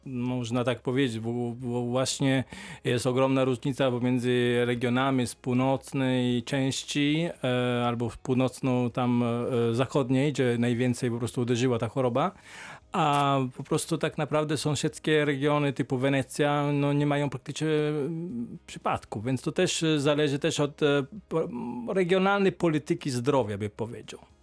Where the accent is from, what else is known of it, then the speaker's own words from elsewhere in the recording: Emilia-Romagna, Italy; Polish is a second language; moved away as an adult; now in Poland; Ja jestem po prostu z regionu Emilia-Romagna, stolica jest Bologna